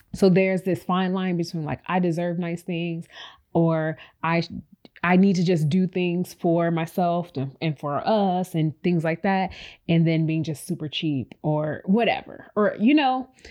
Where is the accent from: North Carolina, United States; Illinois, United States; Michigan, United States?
Illinois, United States; Chicago; moved away as an adult; now in Houston, United States; I'm born, we're both born and raised in Chicago.